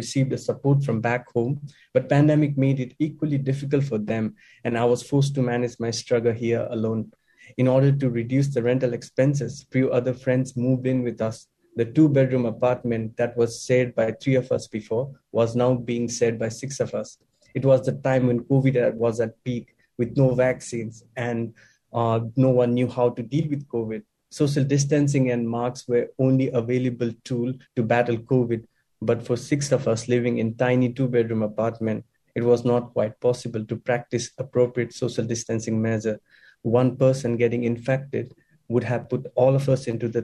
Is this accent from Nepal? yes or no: yes; Nepal; moved away as an adult; now in Australia; I'm a proud follower of Hinduism and a member of Nepalese community here in Australia.